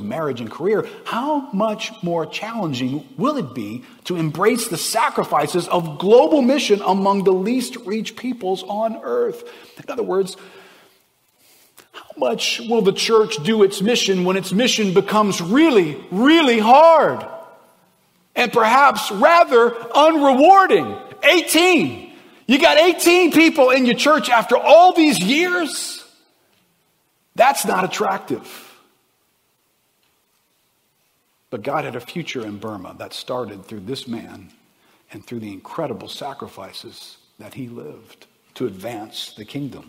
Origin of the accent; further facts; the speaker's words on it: United States; I'm an American